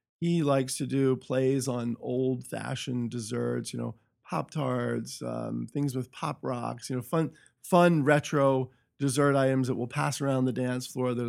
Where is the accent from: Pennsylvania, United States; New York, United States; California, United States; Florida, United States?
Pennsylvania, United States; Hershey; In Hershey, Pennsylvania.